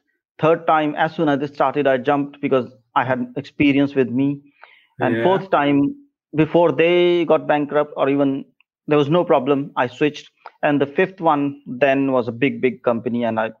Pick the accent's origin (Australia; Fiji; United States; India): India; North India; moved away; Of course, before that, I moved from North India to South India, and there was a huge shift, huge disparity between cultures, differences between culture.